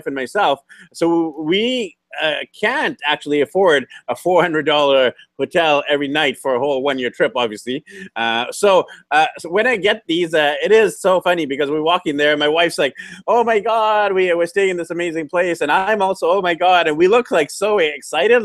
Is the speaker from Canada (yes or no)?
yes; Canada; the 30 million of us in this big country